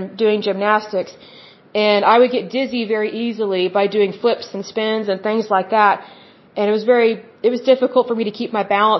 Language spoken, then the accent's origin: English; Oklahoma, United States; I'm from Oklahoma